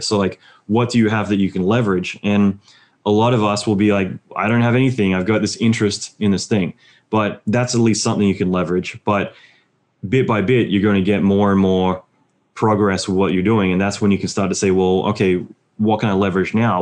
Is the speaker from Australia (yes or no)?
yes; Australia; moved away as an adult; now in United States; being Australian